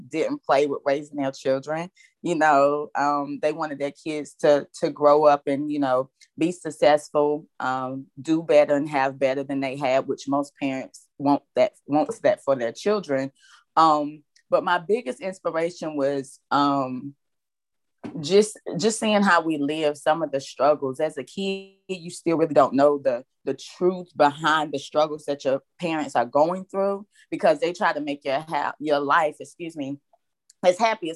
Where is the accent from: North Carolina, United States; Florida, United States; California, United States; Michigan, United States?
North Carolina, United States; Landis; I was raised in Landis, North Carolina.